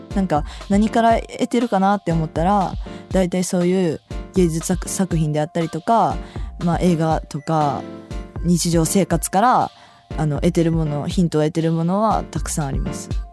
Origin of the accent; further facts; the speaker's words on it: Osaka, Japan; 私大阪なんで毎週土曜日やっててそれ見て育ってきた